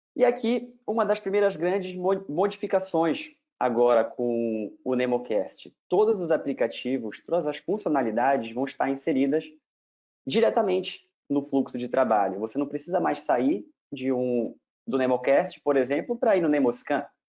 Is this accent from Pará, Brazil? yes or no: yes; Belém, Pará, Brazil; moved away as an adult; also born or lived in Ribeirão Preto / Rio de Janeiro; eu sou de Belém, fiz a minha graduação em Belém